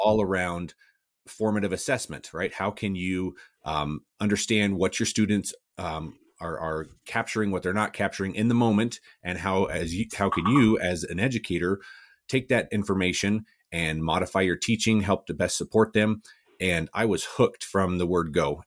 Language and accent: English; Cortez, Colorado, United States; also born or lived in Alamosa, Colorado; born and raised in Southwest Colorado, uh, a little town called Cortez